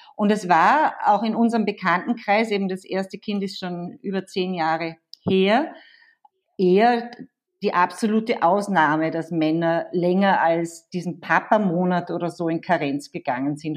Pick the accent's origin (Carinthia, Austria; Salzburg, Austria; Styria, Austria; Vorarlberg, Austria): Vorarlberg, Austria; now in Vienna, Austria; ich komme ja aus Vorarlberg, äh, lebe aber schon seit Ewigkeiten in Wien